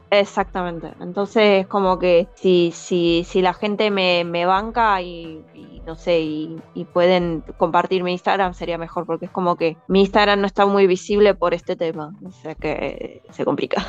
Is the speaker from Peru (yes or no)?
no; Buenos Aires, Argentina; moved away as an adult; now in Iceland; Yo, yo emigré acá como argentina